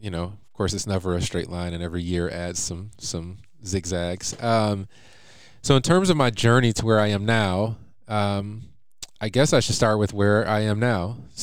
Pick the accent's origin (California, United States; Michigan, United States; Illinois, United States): Michigan, United States; Detroit; I'm actually a quarter Lakota. So as I mentioned, born and raised here, typical kind of Detroit kid, kind of upbringing. I was born on the West Side, right by the Hittsville, USA, to give some context there. But then I actually moved to the East Side when I was fairly young.